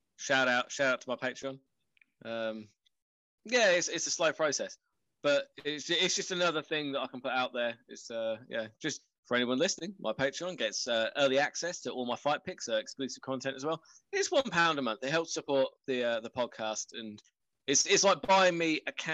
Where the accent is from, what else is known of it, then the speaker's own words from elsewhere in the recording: New Jersey, United States; I'm from Jersey. I got to support the Jets.